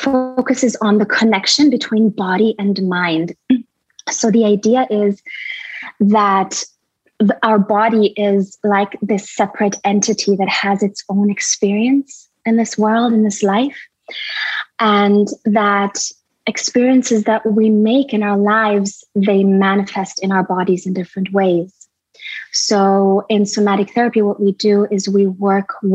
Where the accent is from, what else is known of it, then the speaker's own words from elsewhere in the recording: Berlin, Germany; also born or lived in India; now in Costa Rica; I'm originally from Berlin, from Germany. I was born there and raised a lot of my childhood. I was in India